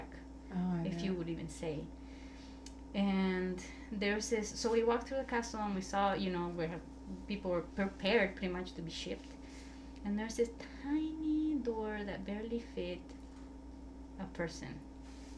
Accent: El Salvador; moved away; I was like from El Salvador.

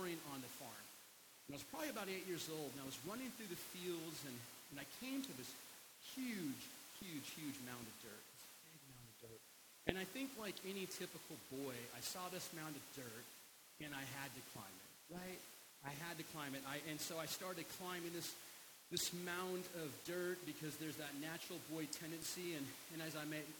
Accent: Alaska, United States; I was born and raised in Alaska, and all of my childhood memories from Christmas are from Alaska

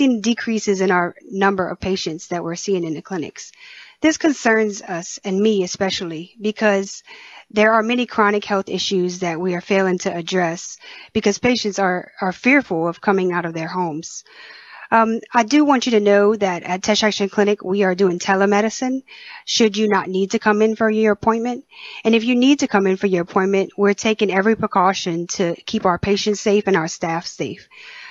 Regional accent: Morgan City, Louisiana, United States; I'm from Morgan City. I grew up here. I went to school here, and now I'm excited to serve my community here.

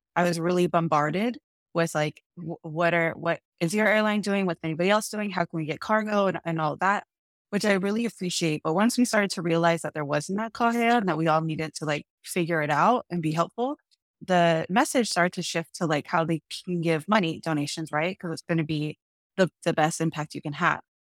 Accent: San Diego, California, United States; also born or lived in Oahu; all of us were raised on the continent in San Diego

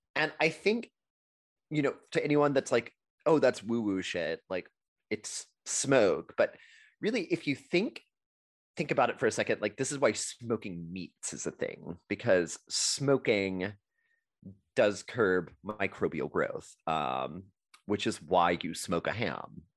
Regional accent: Texas, United States; as a Texan

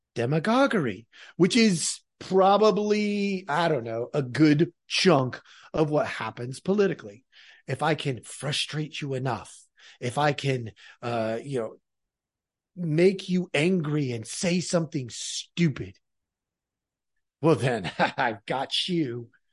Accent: near Portland, Oregon, United States; I grew up in Oregon. I grew up near Portland.

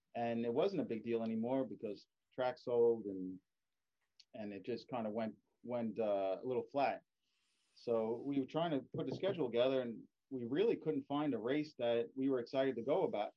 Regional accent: East Coast, United States; I'm from the East Coast

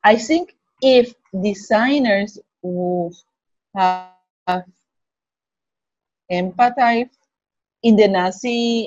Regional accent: Puerto Rico; I'm from Puerto Rico

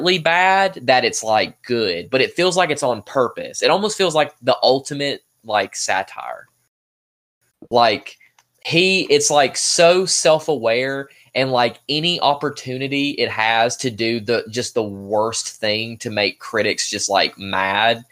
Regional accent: Alabama, United States; we're from Alabama

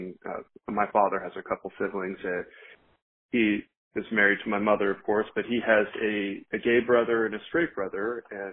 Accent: Roanoke, Virginia, United States; I'm from Roanoke, Virginia. I was born here, and I've spent pretty much my entire life here.

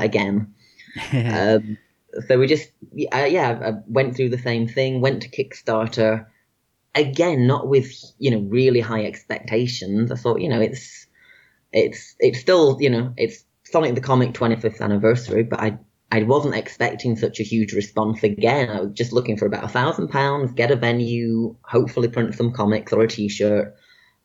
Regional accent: Manchester, North West England, United Kingdom; my hometown of Manchester in the UK

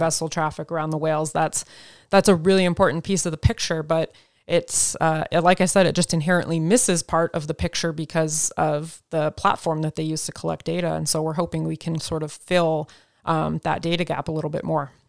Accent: Oregon, United States; growing up in Oregon

